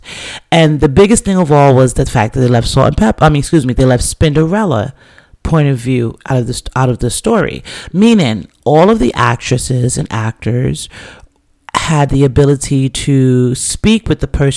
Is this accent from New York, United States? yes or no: yes; New York City, New York, United States; I'm from the Bronx, right? So I grew up with hip hop, like, you know, just stepping out of my building on T-Bout Avenue back in the days